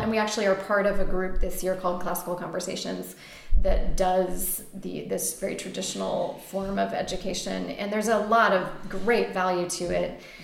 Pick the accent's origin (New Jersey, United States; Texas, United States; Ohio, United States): Texas, United States; now in Astoria, Queens, New York, United States; We grew up in Texas public schools mostly